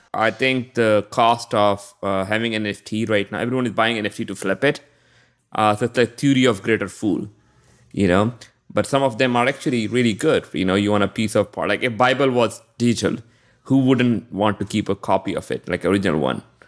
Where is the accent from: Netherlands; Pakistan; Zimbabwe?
Pakistan; I'm from Pakistan